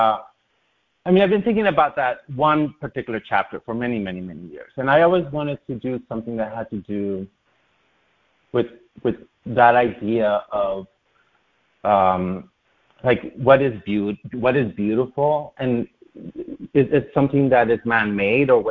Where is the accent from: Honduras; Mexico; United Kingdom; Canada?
Honduras; now in New York City, United States; I grew up in Latin America